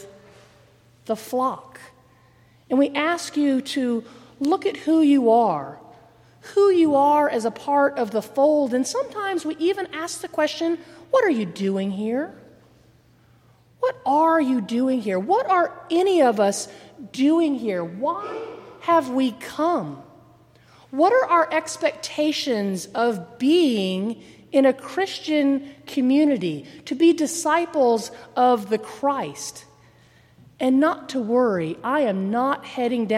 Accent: United States

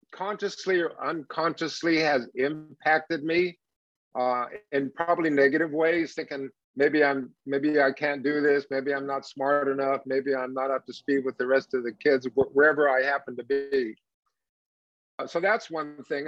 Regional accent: Palm Springs, California, United States; also born or lived in Los Angeles, California; Maybe six or seven, we moved out to Palm Springs

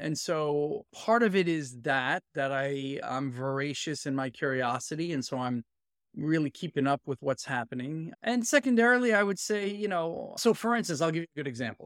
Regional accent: New York City, New York, United States; moved away as an adult; also born or lived in San Francisco Bay Area / London; now in Boston, United States; I'm a born and raised inner city Brooklyn kid.

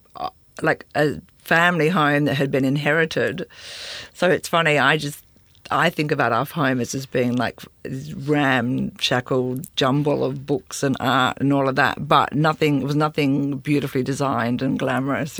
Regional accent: Sydney, New South Wales, Australia; I grew up in Sydney

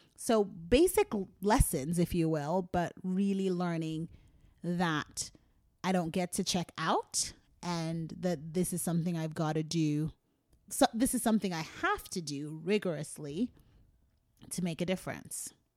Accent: Philadelphia, Pennsylvania, United States; being a Philadelphian

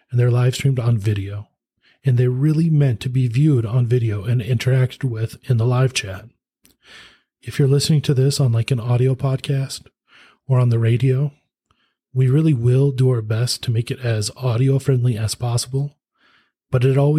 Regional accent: Minnesota, United States; I'm just a desk jockey from Minnesota, which I suppose you will hear my accent too.

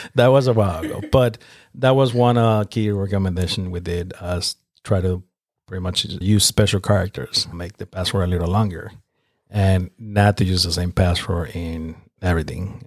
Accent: Nicaragua; now in North Carolina, United States; I'm from Nicaragua, which is located in Central America

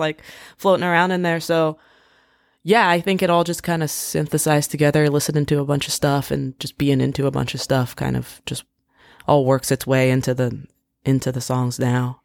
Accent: D.C. area, Maryland, United States; moved away; also born or lived in Washington, D.C.; I grew up in the D C area. I, I grew up in Maryland. Um, I went to high school in D C

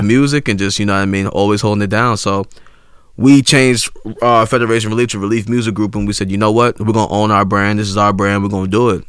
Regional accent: Ghana; I'm from Ghana, West Africa

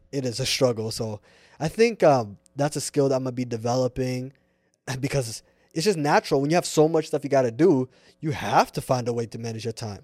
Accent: Seattle, Washington, United States; also born or lived in Irvine, California / Puyallup, Washington; I'm born and raised here, Seattle

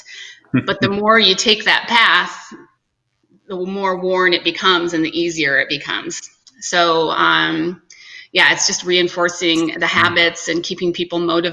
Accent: Holland, Michigan, United States; moved away; also born or lived in Chicago, Illinois / upstate New York; originally I'm from Michigan, Holland, Michigan.

